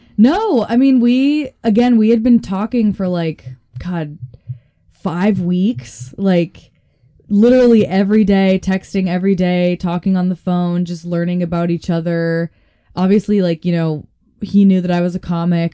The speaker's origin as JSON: {"language": "English", "town": "Boulder", "region": "Colorado", "country": "United States", "tie": "born or raised there", "also_born_or_lived": "Florida", "moved": "as an adult", "lives_now": "Denver, United States", "said": "my hometown, Boulder, Colorado"}